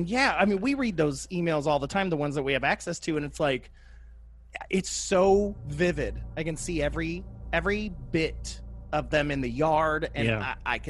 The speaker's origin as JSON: {"language": "English", "region": "Kentucky", "country": "United States", "tie": "born or raised there", "said": "growing up in Kentucky"}